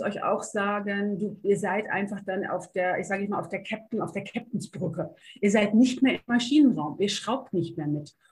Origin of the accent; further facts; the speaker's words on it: North Rhine-Westphalia, Germany; zu dem, wo ich herkomme. Äh, sehr offen, sehr lustige Niederrheinerin